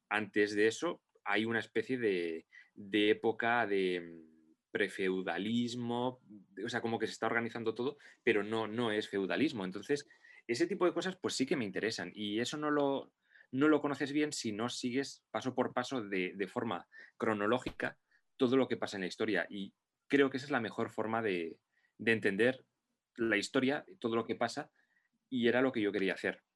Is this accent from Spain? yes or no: yes; Basque Country, Spain; yo me considero vasco y me considero español porque he nacido en, en País Vasco